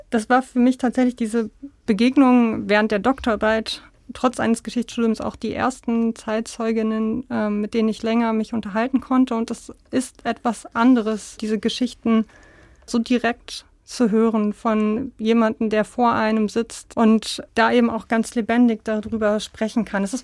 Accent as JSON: {"language": "German", "region": "Berlin", "country": "Germany", "also_born_or_lived": "Jena, Germany", "said": "als ich in Jena angefangen habe zu studieren, dann kam eben immer diese Frage, woher kommst du? Berlin, Ost oder West?"}